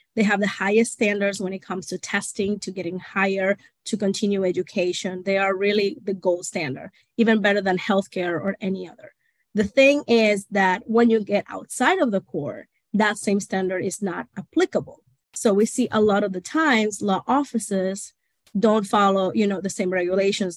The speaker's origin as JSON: {"language": "English", "country": "Venezuela", "tie": "born or raised there", "also_born_or_lived": "Portugal", "second_language": "English", "moved": "as an adult", "lives_now": "United States", "said": "I am originally from Portugal. I grew up in Venezuela. And I moved to the States when I was 18 by myself, not knowing any English"}